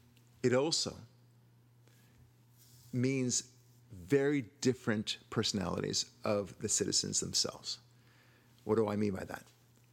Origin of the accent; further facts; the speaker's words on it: United States; We are American.